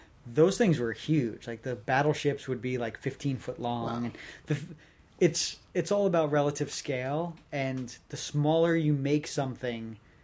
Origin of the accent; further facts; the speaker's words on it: New Jersey, United States; I'm from Jersey.